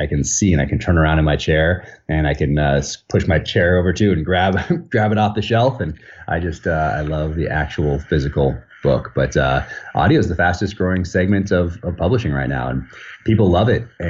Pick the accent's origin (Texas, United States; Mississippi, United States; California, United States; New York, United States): California, United States; Northern; moved away as an adult; now in Park City, United States; I grew up in Northern California, and that was all of my childhood